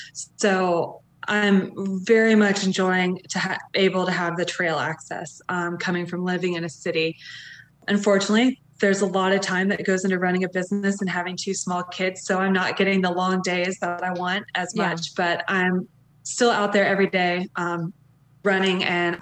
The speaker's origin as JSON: {"language": "English", "town": "Atlanta", "region": "Georgia", "country": "United States", "tie": "born or raised there", "said": "I'm from Atlanta."}